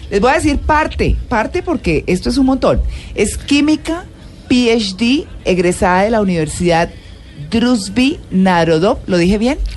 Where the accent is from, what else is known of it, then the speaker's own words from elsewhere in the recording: Moscow, Russia; Spanish is a second language; moved away as an adult; now in Bucaramanga, Colombia; Yo nací en Moscú.